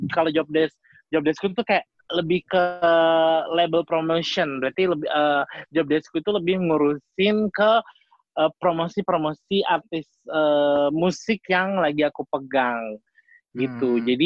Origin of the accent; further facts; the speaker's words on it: Jakarta, Indonesia; kita kan kita kan dari Jakarta jadi dipanggilnya sis gitu